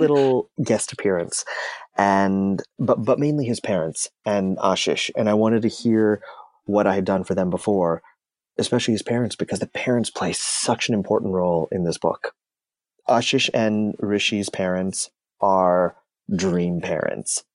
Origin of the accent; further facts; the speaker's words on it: Canada; I'm of Indian descent. I, I was born in Canada. and I'm first generation North American.